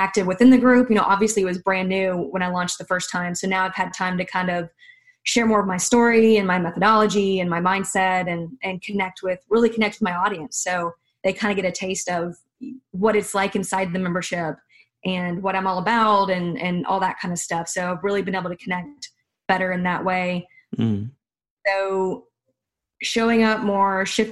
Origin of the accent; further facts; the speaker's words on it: the South, United States; I'm from the South